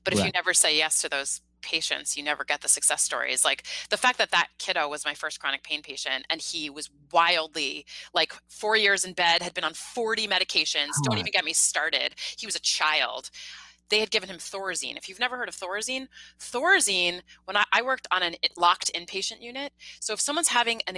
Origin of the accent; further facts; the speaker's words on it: Mamaroneck, New York, United States; I'm from about 20 minutes north of the Bronx.